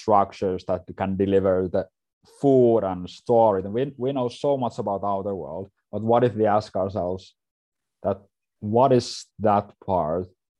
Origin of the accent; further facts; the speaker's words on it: Finland; I'm from Finland, from Scandinavia